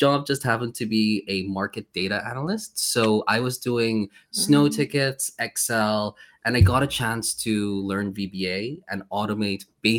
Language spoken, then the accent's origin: English; South Korea; moved away as an adult; now in Poland; I honestly, before I came to Poland from Korea, I applied to like 150 different jobs.